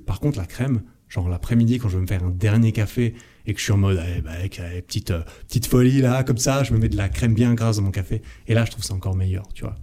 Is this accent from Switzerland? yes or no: yes; Switzerland; chez moi en Suisse